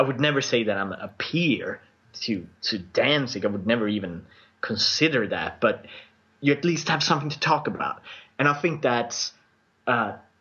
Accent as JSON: {"language": "English", "country": "Sweden", "accent": "Swedish", "second_language": "English", "said": "my Swedish accent"}